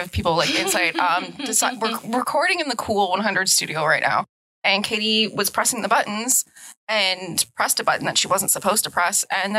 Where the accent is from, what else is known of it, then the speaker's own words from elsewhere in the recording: Timmins, Ontario, Canada; now in Belleville, Canada; I'm from Northern Ontario. We do winter 8 months of the year.